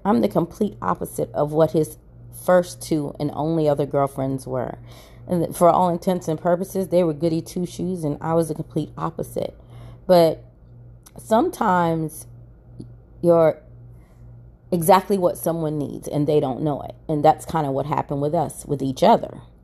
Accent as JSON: {"language": "English", "region": "Maryland", "country": "United States", "moved": "yes", "lives_now": "Atlanta, United States", "said": "I'm originally from Maryland"}